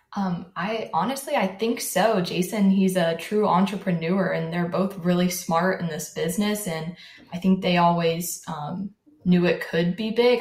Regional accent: Jacksonville, Florida, United States; also born or lived in Orlando, Florida; we moved to Jacksonville, and I've lived in Jacksonville my whole life.

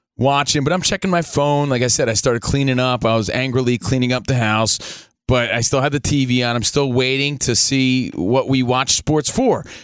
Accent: New Jersey, United States; I'm from New Jersey

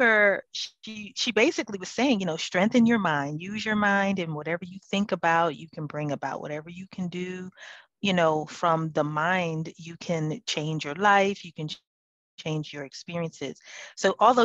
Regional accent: Philadelphia, Pennsylvania, United States; I'm actually from Philadelphia

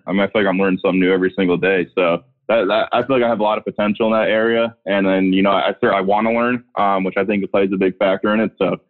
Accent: South Bend, Indiana, United States; also born or lived in Muncie, Indiana; Well, so I'm actually from South Bend, Indiana, which is close to Chicago, but we get the lake effect too.

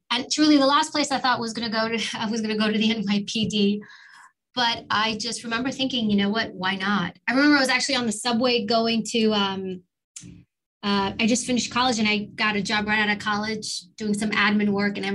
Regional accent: New York City, New York, United States; I grew up in New York and we lived in actually in, Harlem. I was born in Harlem and immigrant family

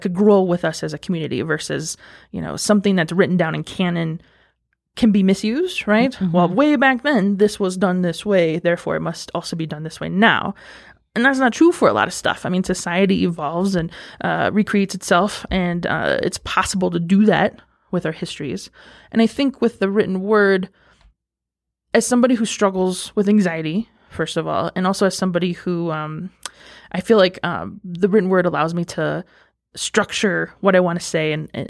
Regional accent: Cheyenne River, South Dakota, United States; And that just identifies me as … I am from Cheyenne River, South Dakota. That's the Minneconjou folks. So I'm a citizen of that tribe up there.

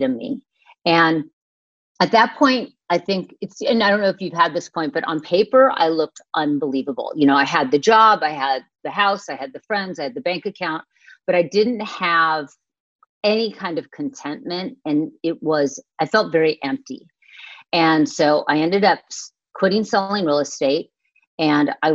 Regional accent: Manhattan Beach, California, United States; I grew up in Manhattan Beach

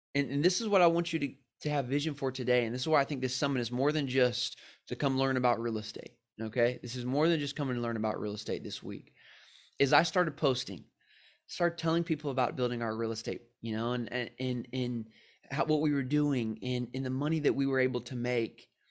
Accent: San Diego, California, United States; I'm from San Diego

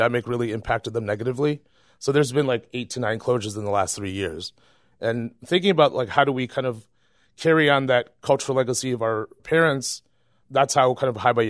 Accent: Chicago, Illinois, United States; born or raised there; also born or lived in Vietnam

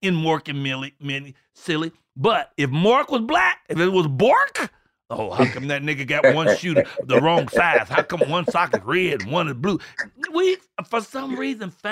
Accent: Chicago, Illinois, United States; I'm from the Robert Taylor home, 4352 South State, apartment 909

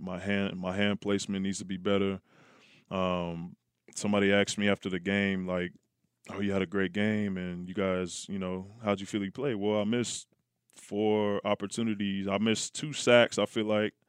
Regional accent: Oakland, California, United States; I grew up in Oakland

